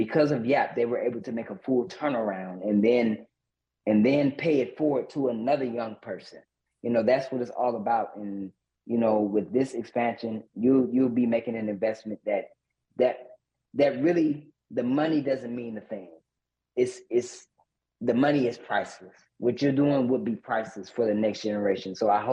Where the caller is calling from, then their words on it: Flint, Michigan, United States; I'm calling in from Flint, Michigan.